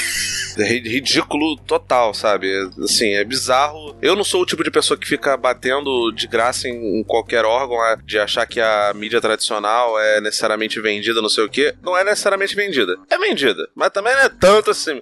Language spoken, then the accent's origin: Portuguese; Brazil; A gente é brasileiro